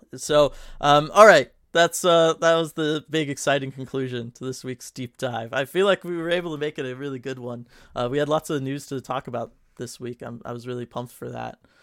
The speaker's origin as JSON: {"language": "English", "region": "California", "country": "United States", "tie": "born or raised there", "said": "born and raised in California."}